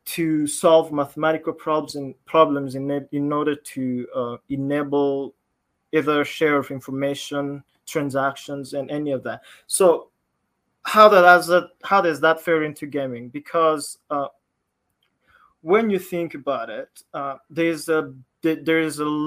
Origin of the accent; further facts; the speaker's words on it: Rwanda; I am from Rwanda